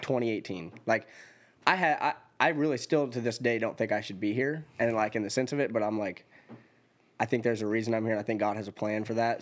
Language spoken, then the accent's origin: English; Elgin, Oregon, United States; moved away as an adult; also born or lived in Middle Tennessee; now in Tennessee, United States; I'm from Elgin, Oregon, which is a really, really small town. I graduated with twenty-eight